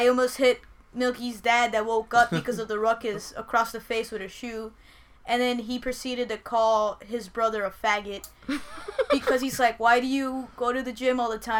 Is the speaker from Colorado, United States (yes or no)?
no; South Florida, United States; We're from South Florida